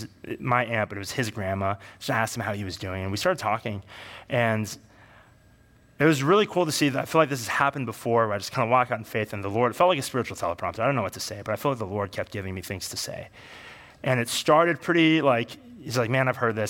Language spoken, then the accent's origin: English; Bay Area, California, United States; I grew up in the Bay Area.